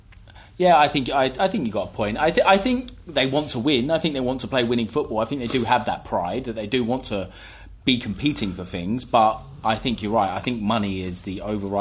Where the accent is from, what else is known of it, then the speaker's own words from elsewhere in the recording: England, United Kingdom; I'm English.